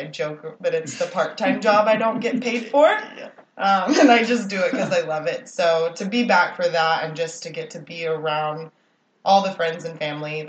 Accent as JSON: {"language": "English", "town": "Lufkin", "region": "Texas", "country": "United States", "tie": "born or raised there", "also_born_or_lived": "College Station, Texas", "moved": "as an adult", "said": "I grew up in East Texas in the Lufkin Nacogdoches area, where the majority of my family still lives."}